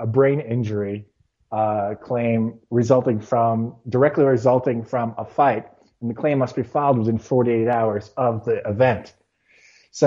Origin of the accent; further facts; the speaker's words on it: New York City, New York, United States; as a New Yorker